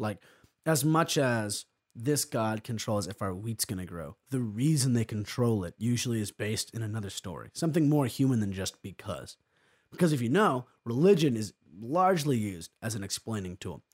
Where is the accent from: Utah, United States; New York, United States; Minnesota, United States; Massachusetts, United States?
New York, United States; I'm from New York State. I've lived here my entire life.